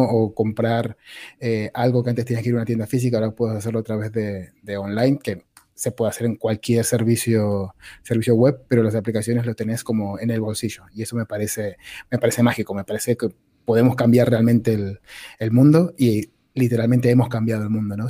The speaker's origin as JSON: {"language": "Spanish", "country": "Argentina", "moved": "yes", "lives_now": "Spain", "said": "soy argentino, llevo muchos años en España"}